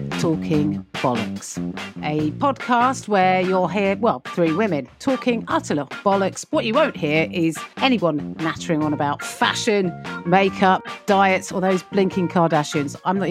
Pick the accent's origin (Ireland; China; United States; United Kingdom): United Kingdom; because I'm British and I didn't understand this level of oversharing.